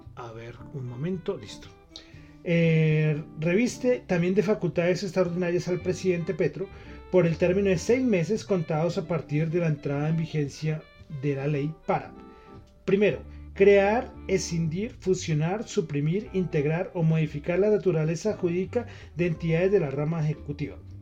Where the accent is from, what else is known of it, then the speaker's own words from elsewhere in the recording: Colombia; yo soy colombiano